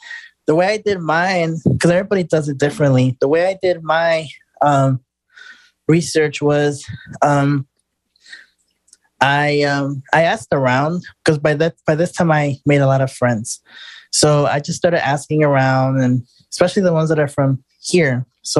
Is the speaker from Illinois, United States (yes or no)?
yes; Chicago, Illinois, United States; moved away as an adult; now in Houston, United States; I'm originally from Chicago. I've been independent over there for all my life. I was born and raised up there